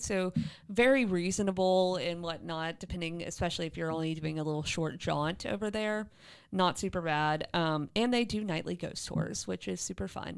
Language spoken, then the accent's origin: English; St. Petersburg, Florida, United States; an homage to my hometown, the Don Caesar in Saint Pete, Florida